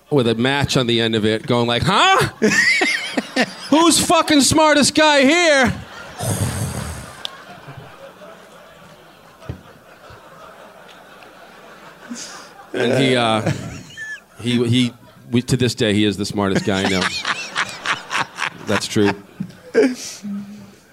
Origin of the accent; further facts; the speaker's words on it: Needham, Massachusetts, United States; accent: Boston; I grew up in Needham, Wellesley, Massachusetts